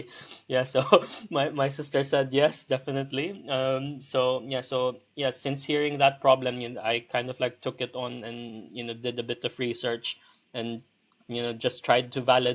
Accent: Philippines; moved away as an adult; also born or lived in Liverpool, United Kingdom / Leeds, United Kingdom; now in London, United Kingdom; I'm originally from the Philippines. I moved over here to the UK back in 2006.

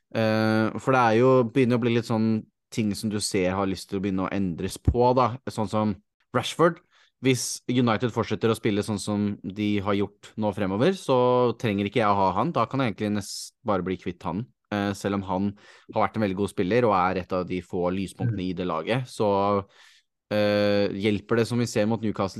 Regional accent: Norway; som nordmann

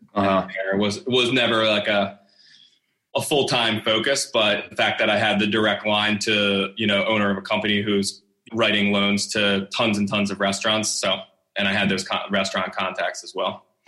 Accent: Northeast, United States; also born or lived in Los Angeles; growing up in the Northeast here

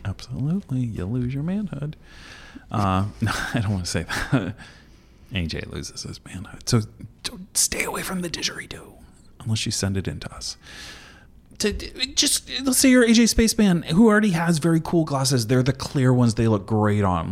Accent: Indiana, United States; I'm from Indiana

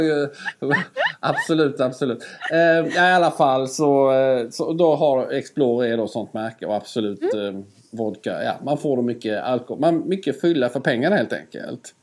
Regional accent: Skåne, Sweden; accent: Scanian (skånska); jag pratar alltid skånska med Skåne. Hör du att jag pratar mer skånska nu också

